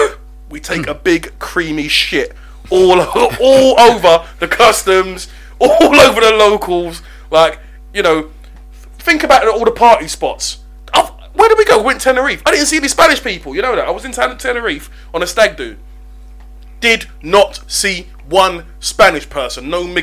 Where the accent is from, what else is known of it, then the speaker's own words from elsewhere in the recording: Nigeria; I'm a Nigerian.